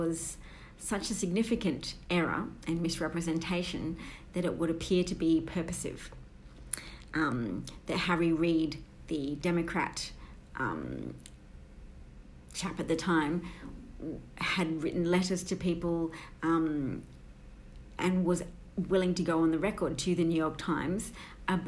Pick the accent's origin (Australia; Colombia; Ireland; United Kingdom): Australia; I'm an Australian